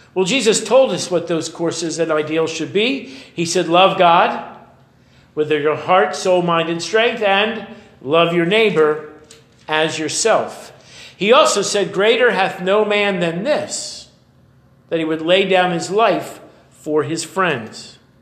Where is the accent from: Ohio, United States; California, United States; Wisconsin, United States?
California, United States; Oakland; When I was a little boy, I grew up in Oakland, just over the way